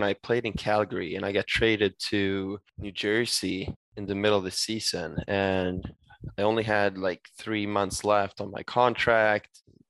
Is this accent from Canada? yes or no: no; Sweden; English is a second language; No, exactly. I mean, where I'm from in Sweden, we get minus 10 at times.